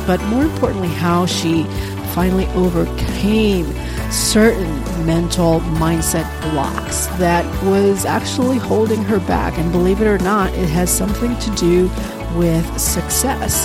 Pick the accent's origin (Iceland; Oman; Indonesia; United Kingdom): Indonesia; Bali; Bali, Indonesia, which is, of course, my home country